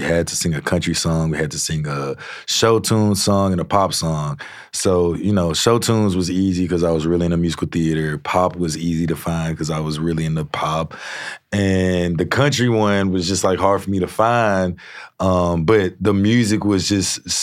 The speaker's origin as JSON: {"language": "English", "town": "Shreveport", "region": "Louisiana", "country": "United States", "tie": "born or raised there", "said": "I grew up in Shreveport"}